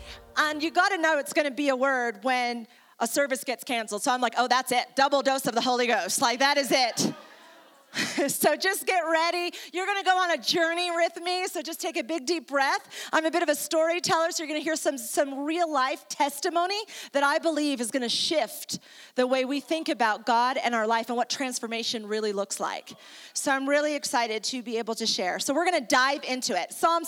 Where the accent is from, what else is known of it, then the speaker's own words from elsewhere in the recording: Ecuador; also born or lived in New York, United States; I am originally from New York, I'm Italian and Jewish, and I moved to South America in Ecuador, donde yo hablo español también.